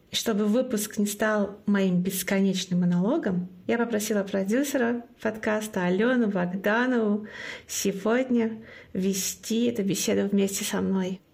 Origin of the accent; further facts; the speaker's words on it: Russia; first language Komi; Russian is a second language; moved away as an adult; now in Plauen, Germany; русский язык — это не мой родной язык, мой родной язык — коми. И я до четырех лет по-русски практически не разговаривала